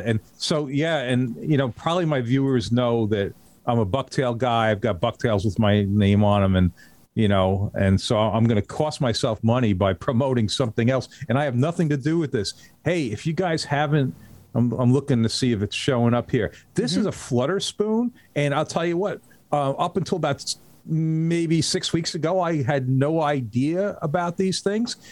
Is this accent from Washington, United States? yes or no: no; North Shore of Long Island, New York, United States; also born or lived in Pine Island, Florida; I grew up on the North Shore of Long Island